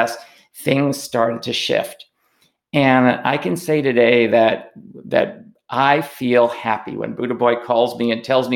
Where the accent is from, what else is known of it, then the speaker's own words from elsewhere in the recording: New York City, New York, United States; I grew up in New York City